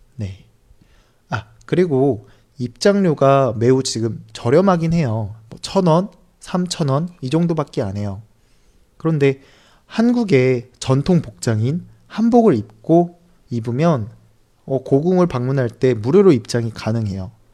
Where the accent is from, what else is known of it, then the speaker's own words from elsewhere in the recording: South Korea; 저는 한국 사람이고